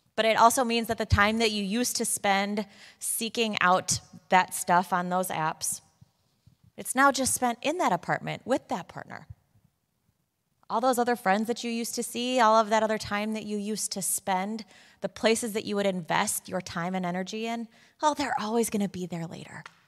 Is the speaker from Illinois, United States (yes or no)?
yes; Chicago, Illinois, United States; moved away as an adult; now in Waltham, United States; I am from Chicago.